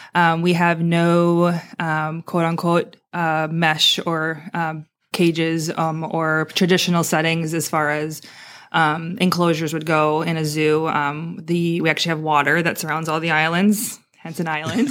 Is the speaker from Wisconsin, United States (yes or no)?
yes; Wisconsin, United States; moved away as an adult; also born or lived in Maui; now in Naples, United States; I grew up in Wisconsin